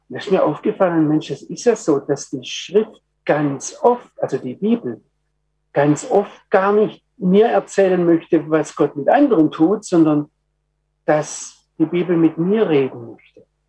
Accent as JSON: {"language": "German", "country": "Germany", "said": "ich als Deutscher"}